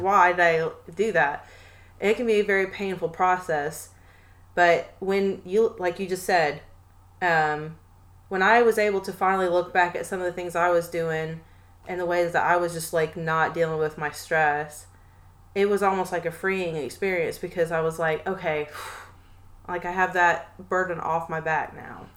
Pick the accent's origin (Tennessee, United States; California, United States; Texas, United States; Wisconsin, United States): Tennessee, United States; we are from the South. Me and my cousin are from here, from mm-hmm. Tennessee